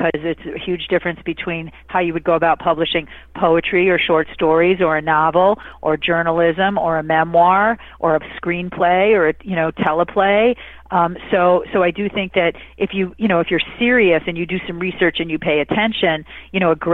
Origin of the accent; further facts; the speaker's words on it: Michigan, United States; I'm from Michigan.